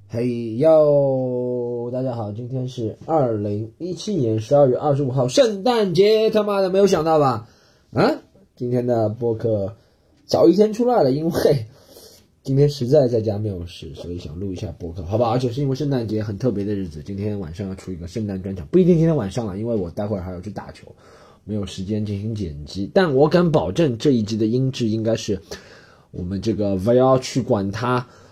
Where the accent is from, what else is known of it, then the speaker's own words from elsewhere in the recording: China; 老子就是中国人，不过洋节